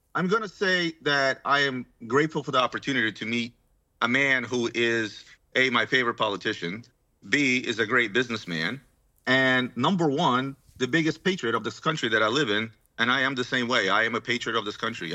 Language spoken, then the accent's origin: English; Ukraine; now in United States; I was born in Ukraine